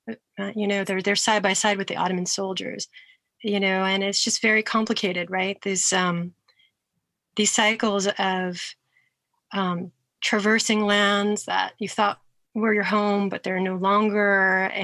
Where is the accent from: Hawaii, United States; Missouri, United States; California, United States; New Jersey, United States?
Hawaii, United States; Honolulu; I was born and raised in Honolulu